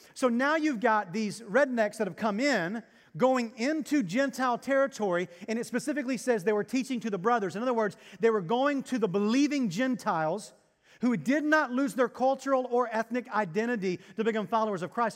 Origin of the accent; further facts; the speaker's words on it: Arkansas, United States; now in Texas, United States; I come from Arkansas